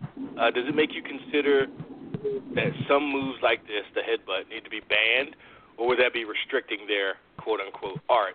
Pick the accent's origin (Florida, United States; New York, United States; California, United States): New York, United States; Bronx; I'm a Dominican from the Bronx. Bronx represent 255th.